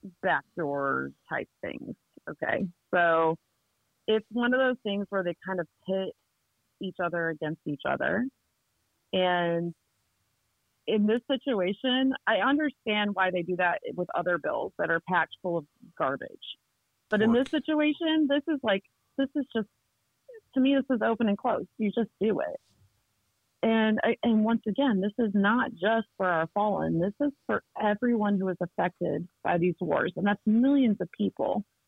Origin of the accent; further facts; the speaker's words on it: Ohio, United States; So like right now I'm working on Ohio because I came from Ohio. I've lived there a couple times actually.